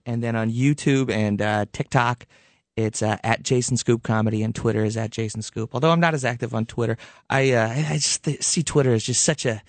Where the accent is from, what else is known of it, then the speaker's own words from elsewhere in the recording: Levittown, New York, United States; I grew up in Levittown in Long Island.